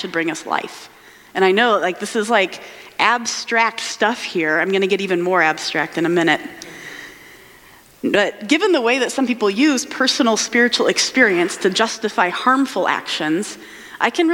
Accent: United States; moved away; I'm American

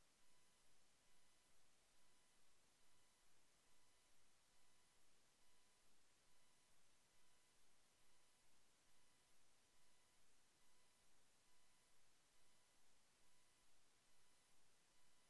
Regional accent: Detroit, Michigan, United States; I grew up in Detroit with lots of time outdoors

